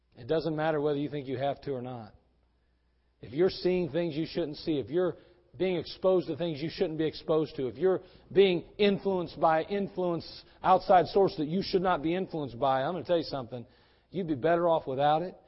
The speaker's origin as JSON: {"language": "English", "region": "West Virginia", "country": "United States", "accent": "West Virginia", "said": "my West Virginia accent"}